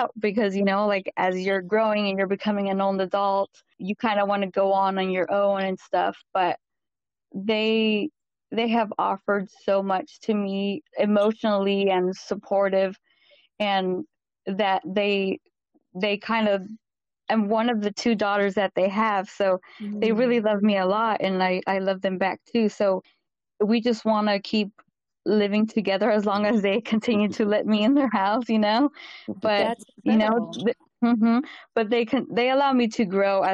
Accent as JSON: {"language": "English", "region": "Central Valley of California", "country": "United States", "tie": "born or raised there", "said": "I was born and raised in Central Valley of California."}